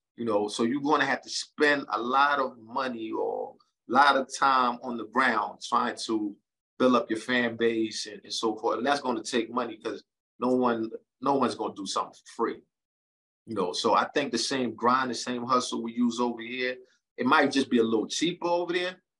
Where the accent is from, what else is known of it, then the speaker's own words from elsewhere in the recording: United States; now in Charlotte, United States; from Brooklyn and Jersey.